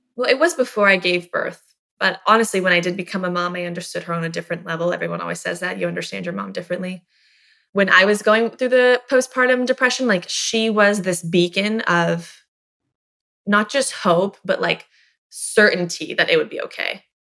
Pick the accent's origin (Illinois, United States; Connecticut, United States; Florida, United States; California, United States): Florida, United States; Miami, Tampa; we moved from Miami to Tampa